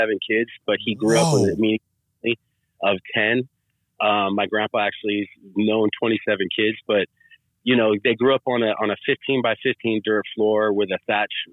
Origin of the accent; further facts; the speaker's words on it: Sacramento, California, United States; also born or lived in Bay Area; I grew up in Sacramento